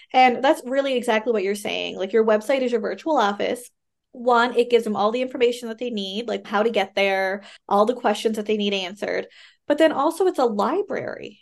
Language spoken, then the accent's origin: English; Canada; I am a Canadian social worker